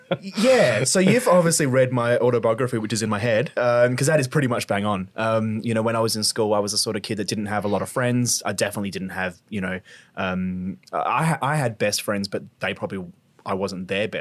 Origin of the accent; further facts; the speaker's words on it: Glenelg, South Australia, Australia; Yeah, Adelaide boy. So I grew up in Glenelg. So yep. I went to Glenelg Primary and then went to Brighton Secondary as a kid. So always been a local, grew up in Adelaide.